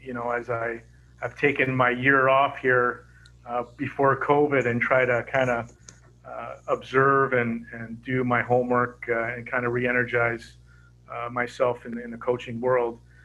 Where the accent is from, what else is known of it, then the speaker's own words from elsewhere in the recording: Toronto, Ontario, Canada; moved away; growing up in Toronto